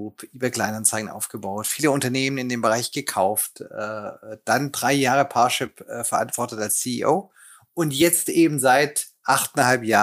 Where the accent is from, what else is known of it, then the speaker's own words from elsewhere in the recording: Lake Constance area, Germany; bin aufgewachsen in der Nähe des Bodensees